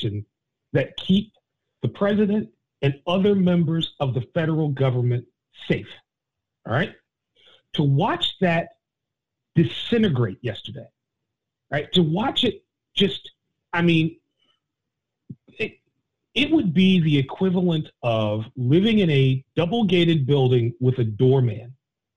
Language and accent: English; Virginia, United States; I grew up in Virginia